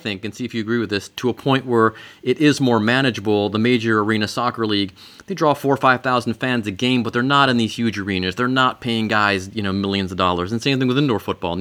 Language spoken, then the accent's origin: English; Cleveland, Ohio, United States; Cleveland, my hometown